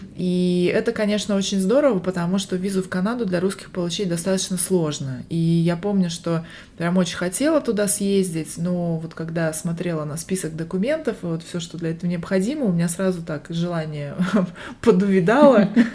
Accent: Barnaul, Altai Krai, Russia; now in Las Vegas, United States; Я родилась в Сибири, в городе Барнаул, а сейчас живу в Лас-Вегасе, штат Невада, и это моя вторая иммиграция

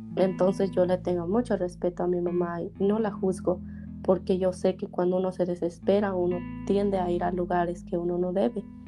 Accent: Teococuilco, Oaxaca, Mexico; yo nací en un pueblito ahora pequeño que se llama Teocuilco

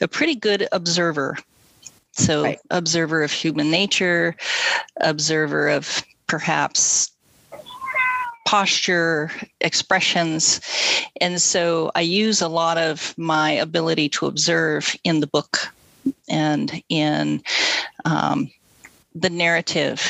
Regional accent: Washington, United States; also born or lived in Montana / Nevada; now in Portland, United States; I was born in Montana and kind of grew up in Washington, had a little bit of Nevada thrown in there

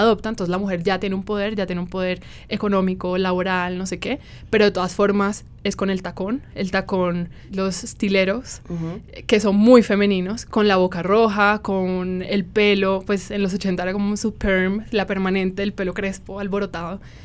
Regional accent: Cartagena, Bolívar, Colombia; tú y yo somos cartageneras.

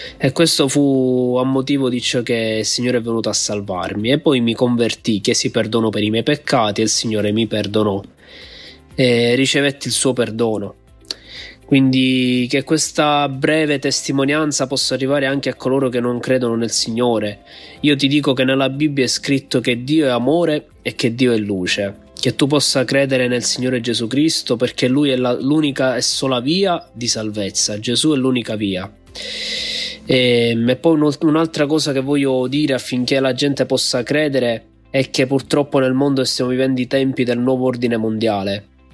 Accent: Palermo, Sicily, Italy; vengo da Palermo.

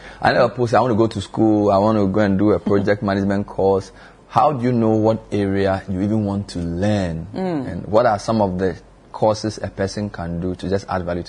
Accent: Georgia, United States; I'm 41 years old. I'm a man. I'm from Georgia.

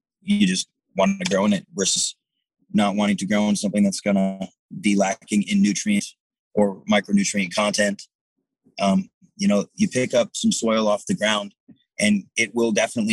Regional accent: Detroit, Michigan, United States; I grew up in Detroit, Michigan, and we had a beautiful wooded area just down the block from my house

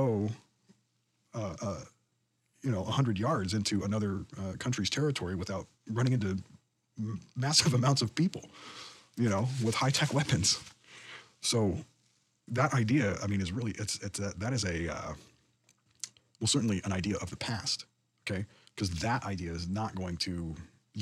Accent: United States; born or raised there

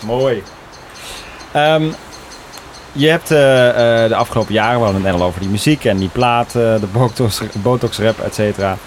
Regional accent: Obbicht, Limburg, Netherlands; ik kom uit Obbicht

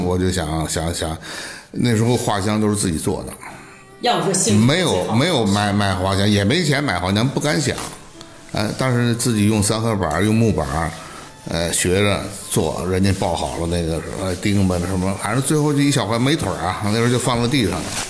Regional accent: Beijing, China; 我记得那是六九年，我们家从平安里搬到阜爱西口儿嗯。我上的是这个阜爱二小，在乌兹布院儿里头哦。我们军报呢，跟乌兹布呢隔一道墙

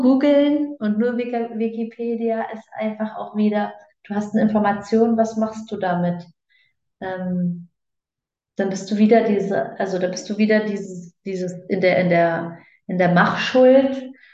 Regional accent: Germany; now in Switzerland; gebürtig aus Deutschland, lebend momentan in der Schweiz.

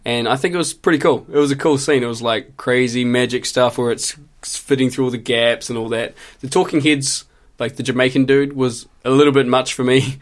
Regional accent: Christchurch, Canterbury, New Zealand; moved away as an adult; I did four years of study just in Christchurch, just in my hometown.

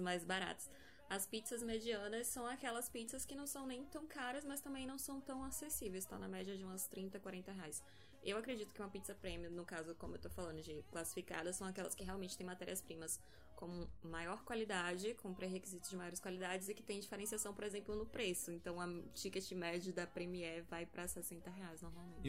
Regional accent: Salvador, Bahia, Brazil; sou de Salvador

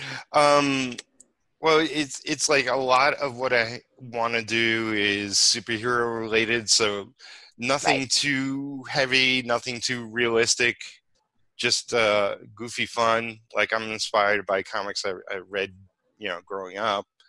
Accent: New York City, New York, United States; moved away as an adult; also born or lived in Bardstown, Kentucky; now in Campbellsville, United States; I'm originally from Brooklyn.

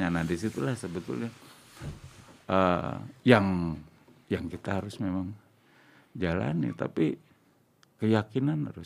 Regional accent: Java, Indonesia; Saya orang Jawa, saya jarang ngomong.

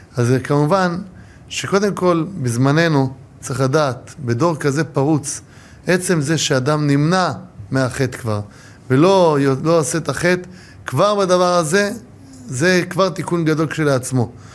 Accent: Ramat Gan, Tel Aviv District, Israel; now in Jerusalem, Israel; ההורים שלי באים ממצרים. נולדו במצרים, שניהם, ואני נולדתי ברמת גן

